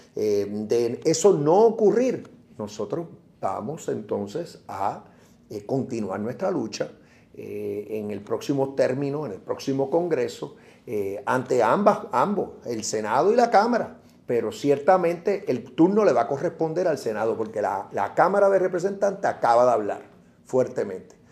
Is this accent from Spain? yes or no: no; Puerto Rico